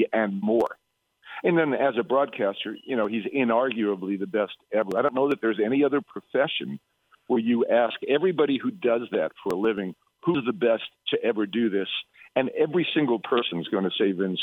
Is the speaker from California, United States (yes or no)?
no; New York City, New York, United States; I grew up in Brooklyn